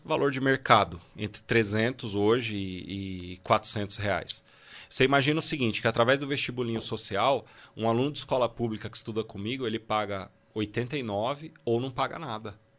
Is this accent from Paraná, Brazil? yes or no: no; Guarulhos, São Paulo, Brazil; eu nasci em Guarulhos